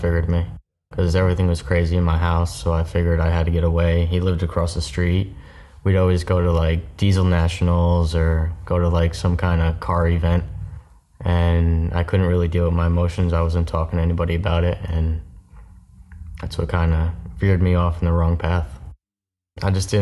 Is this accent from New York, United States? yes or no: yes; Newburgh, New York, United States; moved away as an adult; also born or lived in Florida; I was born in Newburgh, New York